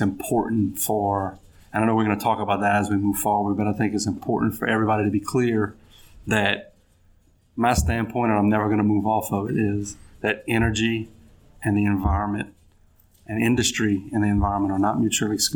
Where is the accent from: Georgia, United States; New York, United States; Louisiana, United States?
Louisiana, United States; Larose; also born or lived in Cut Off, Louisiana / Baton Rouge, Louisiana; I'm a Cajun boy from down the bayou in Lafourche Parish.